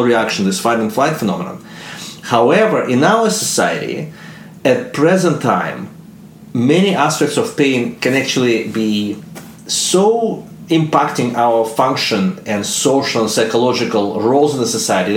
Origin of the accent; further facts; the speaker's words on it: Russia; accent: Russian; English is a second language; moved away; my Russian accent